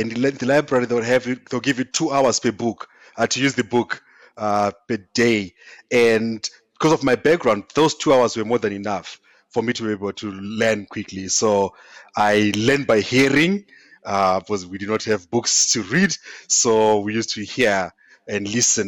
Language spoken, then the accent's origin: English; eastern Zimbabwe, Zimbabwe; I grew up in Zimbabwe, in a small village in the eastern part of Zimbabwe